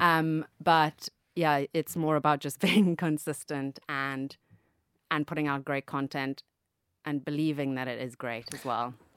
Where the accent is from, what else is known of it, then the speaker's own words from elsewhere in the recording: Zambia; moved away; also born or lived in Cape Town, South Africa / United Kingdom; I grew up in Zambia, obviously, and went to school in Cape Town